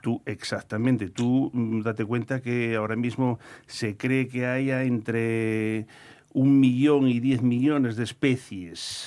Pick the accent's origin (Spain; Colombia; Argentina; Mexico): Spain; Asturias; Aquí en el Principado